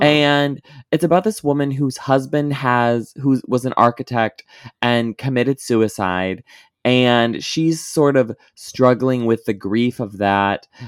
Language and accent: English; Midwest, United States; growing up in the Midwestern evangelical circuit